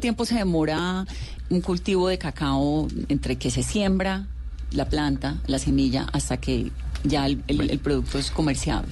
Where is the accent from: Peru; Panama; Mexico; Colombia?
Colombia; uno se hace como colombiano y como periodista